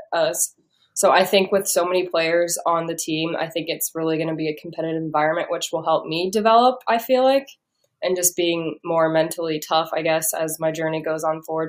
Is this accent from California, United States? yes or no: no; Omaha, Nebraska, United States; I'm from Omaha